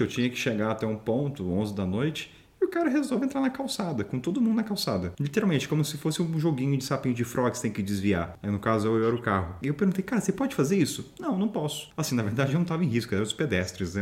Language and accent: Portuguese; Brazil; eu sou brasileiro